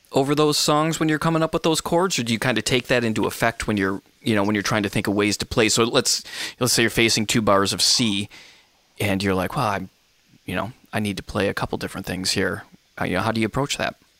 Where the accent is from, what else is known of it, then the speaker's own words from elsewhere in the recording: Michigan, United States; my home state, Michigan